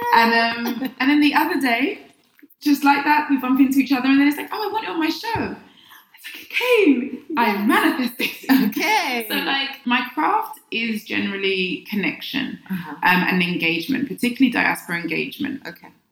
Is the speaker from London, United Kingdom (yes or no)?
yes; London, United Kingdom; moved away as an adult; now in Accra, Ghana; I was born in the UK, London, and um, I'm of Ghanaian heritage.